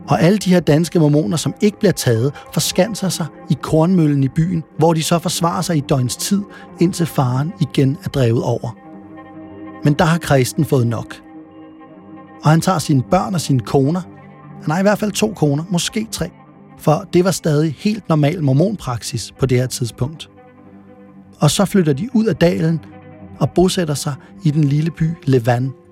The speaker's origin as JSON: {"language": "Danish", "region": "Utah", "country": "United States", "second_language": "Danish", "said": "men jeg kan også snakke dansk. Jeg kommer fra Utah."}